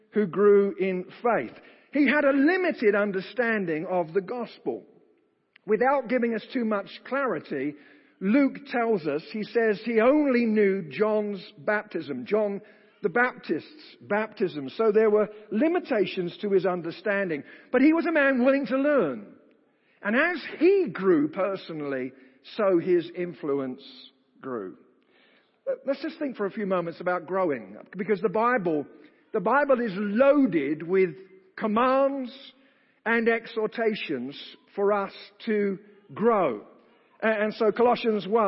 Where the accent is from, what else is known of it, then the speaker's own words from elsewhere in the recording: United Kingdom; accent: British; my British accent